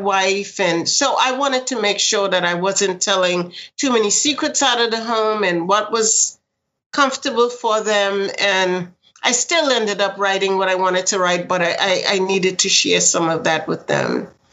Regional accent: New York City, New York, United States; I grew up in Queens, and it was a small writing community.

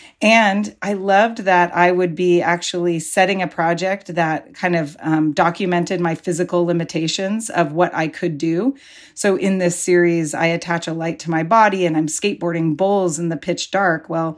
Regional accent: Pacifica, California, United States; every Saturday when I was growing up in Pacifica, I would be like eagerly trying to get into the ocean

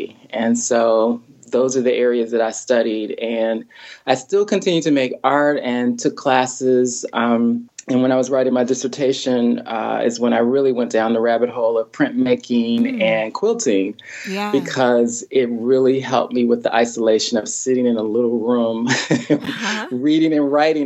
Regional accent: Silver Spring, Maryland, United States; moved away as an adult; in Silver Spring, Maryland, where I grew up

